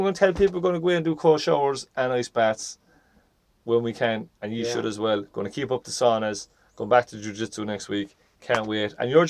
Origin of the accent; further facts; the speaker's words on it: Ireland; I'm from Ireland